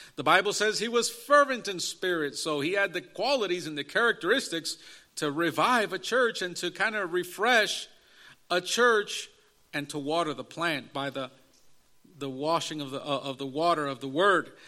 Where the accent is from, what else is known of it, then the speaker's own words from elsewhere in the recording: Chicago, Illinois, United States; I was in the inner city growing up in Chicago area in an inner city street gang culture